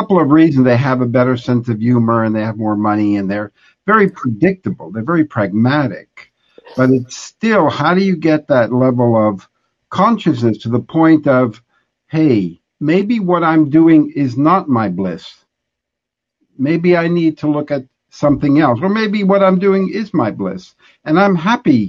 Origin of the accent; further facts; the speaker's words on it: New York City, New York, United States; I'm from Brooklyn